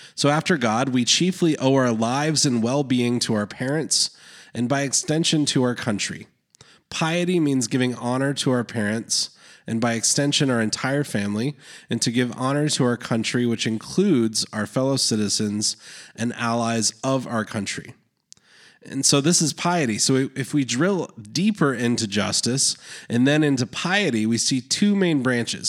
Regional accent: Canada; I was born in Canada

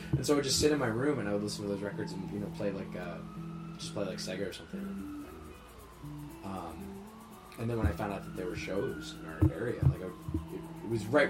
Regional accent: Cherry Hill, New Jersey, United States; I grew up in New Jersey. I grew up in a town called Cherry Hill. It's maybe like 15, 20 minutes outside of Philadelphia.

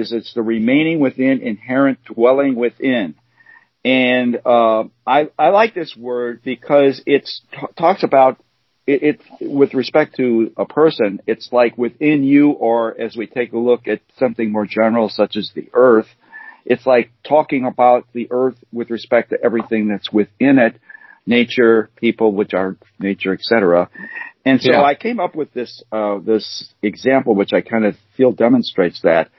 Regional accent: Chicago, Illinois, United States; I'm from Chicago, are living in Chicago, and been here

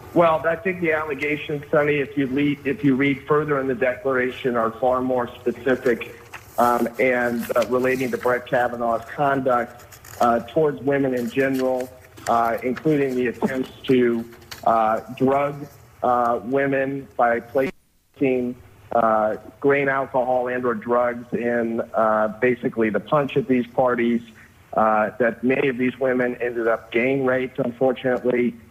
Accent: United States; also born or lived in Buford, Georgia; as an American woman, not a hyphenated American, but a real American

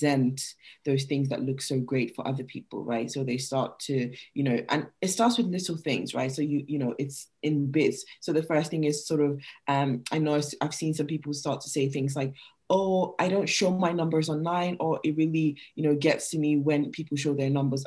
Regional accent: Nigeria; moved away; I'm Nigerian, like I'm from Nigeria originally, and moving here

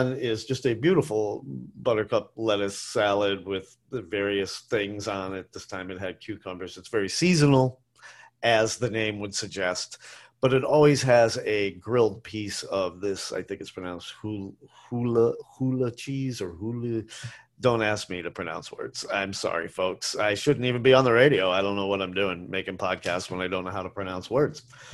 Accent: New England, United States; moved away; I'm from New England.

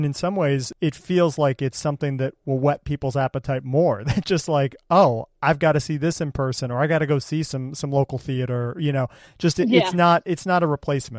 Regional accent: Cleveland, Ohio, United States; I grew up in Cleveland, so like there was very little theater

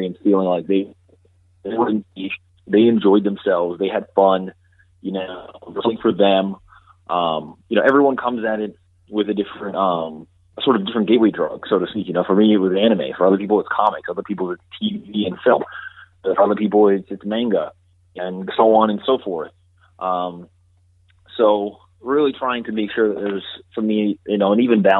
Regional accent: Georgia, United States; moved away as an adult; now in New York, United States; I'm personally not from New York, originally. I'm from Georgia.

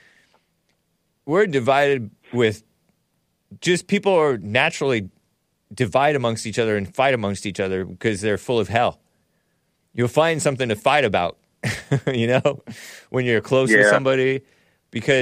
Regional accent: San Gabriel Valley, near Arcadia, Pasadena, California, United States; I'm from the San Gabriel Valley near Arcadia, Pasadena area

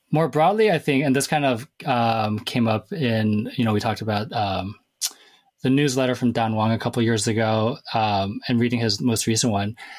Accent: Everett, Washington, United States; I'm from Everett, Washington

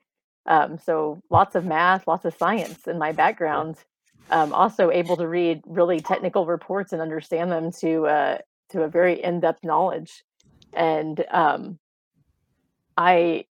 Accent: rural Missouri, United States; moved away as an adult; now in Texas, United States; I am not originally from Texas. My husband and I are both from Missouri. Mm-hmm. We both grew up in rural Missouri

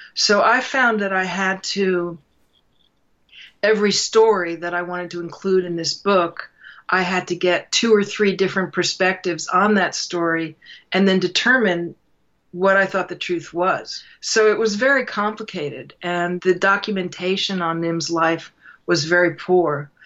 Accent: New York City, New York, United States; I, I'm from New York City

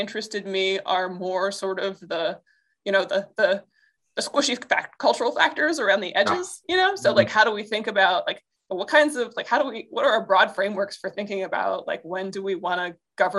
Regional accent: Western Pennsylvania, United States; moved away as an adult; also born or lived in Philadelphia; I grew up in Western Pennsylvania in kind of the middle of nowhere country

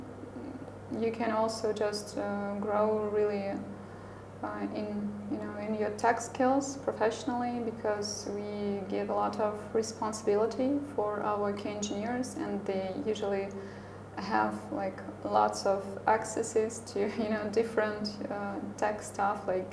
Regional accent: Belarus; here in my home country

